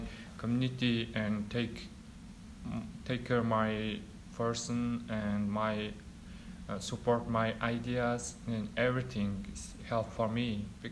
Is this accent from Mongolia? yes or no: yes; Mongolia; English is a second language; moved away as an adult; now in United States; I'm from in Mongolia. I live in here just 2-3 years.